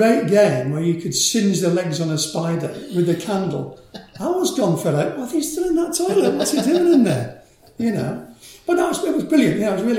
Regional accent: Manchester, North West England, United Kingdom; She came over in the 50s to work as a nurse in Manchester. Met my dad, who was an engineer and fitter at ICI. And I popped out in around about 1955 sometime, you know. Good Catholic upbringing

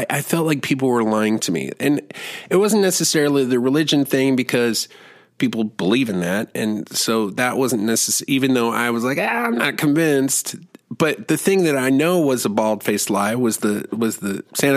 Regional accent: Germany; moved away; I grew up in Germany

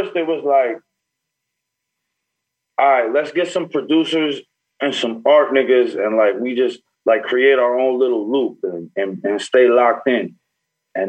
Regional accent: Newburgh, New York, United States; I'm from Newburgh

